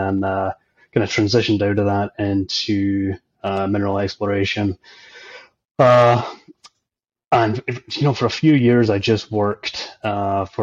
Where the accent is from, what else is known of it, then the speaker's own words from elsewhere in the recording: just outside Glasgow, Scotland, United Kingdom; moved away as an adult; also born or lived in Calgary, Canada; now in Canada; I'm Scottish, grew up just outside Glasgow